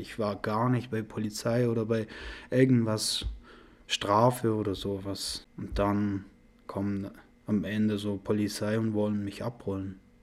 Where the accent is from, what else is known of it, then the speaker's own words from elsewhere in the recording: Iran; German is a second language; also born or lived in Afghanistan; now in Germany; Wir waren im Iran, wir sind so im Iran aufgewachsen und dann, aber unsere Eltern waren so afghanische Leute